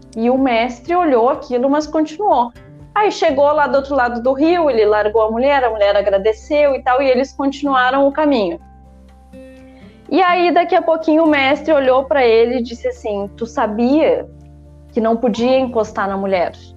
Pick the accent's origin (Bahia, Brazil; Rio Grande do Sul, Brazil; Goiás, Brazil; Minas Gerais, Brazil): Rio Grande do Sul, Brazil; interior of; also born or lived in Porto Alegre; sou natural do interior do Rio Grande do Sul, mas morava em Porto Alegre nessa época